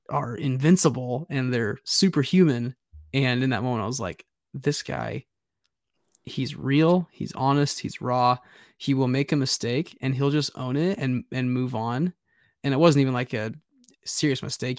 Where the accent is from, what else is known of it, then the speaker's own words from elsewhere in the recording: Nebraska, United States; growing up as a kid in Nebraska